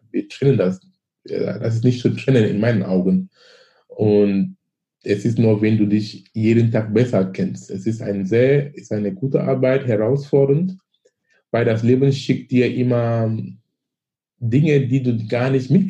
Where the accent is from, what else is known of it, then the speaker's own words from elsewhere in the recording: Cameroon; moved away as an adult; now in Germany; ich komme aus Afrika, ich komme aus Kamerun. Ich bin gebürtig aus Kamerun.